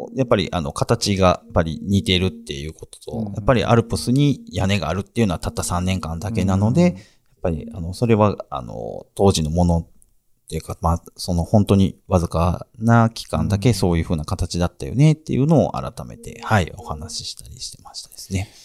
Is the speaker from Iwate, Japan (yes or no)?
no; Amagasaki, Hyogo, Japan; 尼崎生まれの喫水の阪神タイガースファン